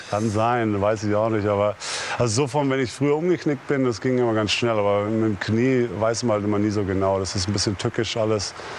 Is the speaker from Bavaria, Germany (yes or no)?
yes; Würzburg, Bavaria, Germany; now in Dallas, United States; komme ja im Sommer jedes Jahr wieder nach Hause, nach Würzburg und, und werde auch nie vergessen, wo ich herkomme